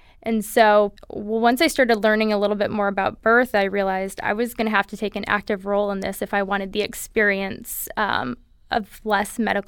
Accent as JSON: {"language": "English", "town": "Holland", "region": "Michigan", "country": "United States", "tie": "born or raised there", "moved": "yes", "lives_now": "California, United States", "said": "I grew up in Michigan, in Holland, Michigan, on the west side of the state, and we moved out to California about 7 years ago."}